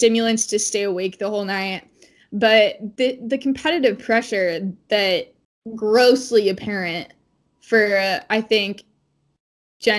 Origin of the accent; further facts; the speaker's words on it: West Coast, United States; I'm from the West Coast